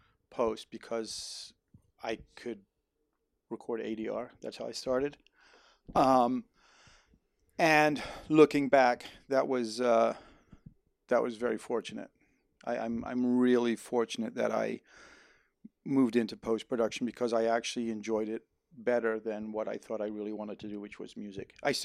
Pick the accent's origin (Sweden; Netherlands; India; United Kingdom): Netherlands; now in United States; I even though I'm an American, I grew up in Holland and I always wanted to do something in music.